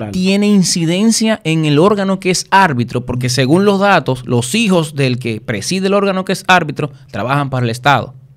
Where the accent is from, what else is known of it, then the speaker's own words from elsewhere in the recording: Dominican Republic; Somos todos dominicanos